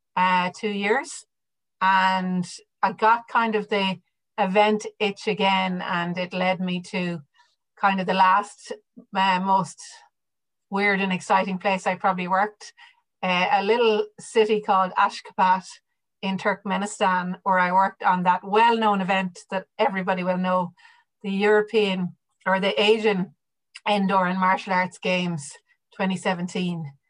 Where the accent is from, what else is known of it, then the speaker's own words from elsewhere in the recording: County Mayo, Connacht, Ireland; accent: Irish; moved away as an adult; also born or lived in Australia; I was born and raised in a little village in the west of Ireland, as we as we like to say, next stop Boston, so County Mayo